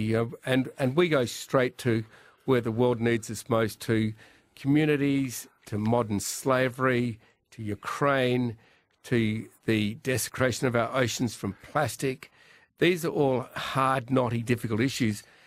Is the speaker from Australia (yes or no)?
yes; Australia; growing up in Australia